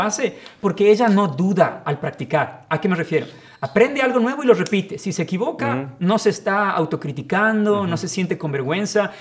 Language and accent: Spanish; Ecuador; moved away as an adult; now in Ukraine; regresé a Ecuador después de ese verano